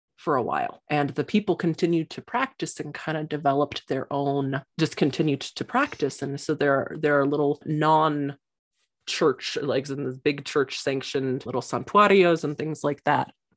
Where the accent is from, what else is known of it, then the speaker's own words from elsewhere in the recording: Santa Fe, New Mexico, United States; I grew up in Santa Fe, which is kind of a new age Mecca.